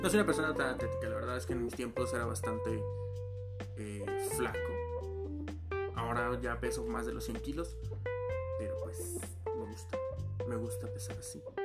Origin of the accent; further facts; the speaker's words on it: Mexico; también soy mexicano. Este, vivo en la República Mexicana de México